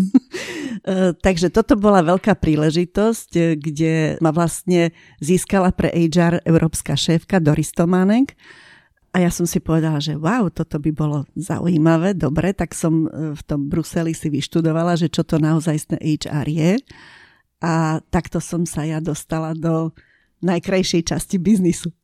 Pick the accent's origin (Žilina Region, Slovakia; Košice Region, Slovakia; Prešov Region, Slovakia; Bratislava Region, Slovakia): Košice Region, Slovakia; Košice; moved away; ja som e, polovicu života prežila v Košiciach, som rodená Košičanka